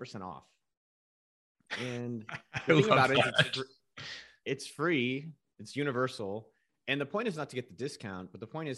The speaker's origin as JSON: {"language": "English", "town": "Cupertino", "region": "California", "country": "United States", "tie": "born or raised there", "said": "I'm from Cupertino, California. Okay. I grew up about 2 miles outside of Apple HQ"}